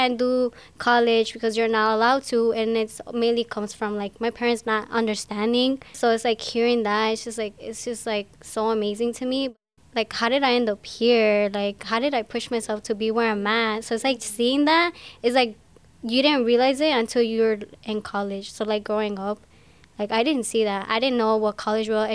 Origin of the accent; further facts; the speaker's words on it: Arandas, Jalisco, Mexico; now in Ann Arbor, United States; My parents, well, not just my parents, but all of us, we're all from Arandas, Jalisco